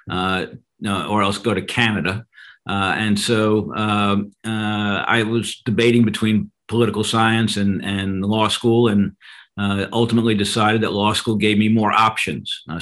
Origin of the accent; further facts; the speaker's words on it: New York, United States; also born or lived in Queens; I was born in New York City and grew up part of my uh, youth uh, in Queens, and then uh, moved out to Long Island.